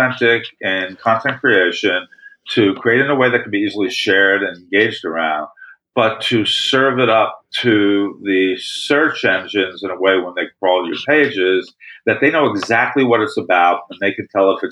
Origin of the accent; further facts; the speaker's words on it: New York City, New York, United States; I came from Brooklyn